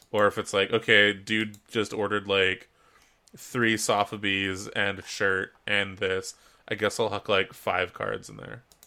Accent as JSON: {"language": "English", "country": "Canada"}